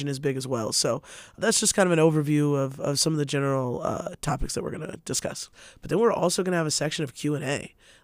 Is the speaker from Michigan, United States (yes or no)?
no; Spokane, Washington, United States; I'm born and raised in Spokane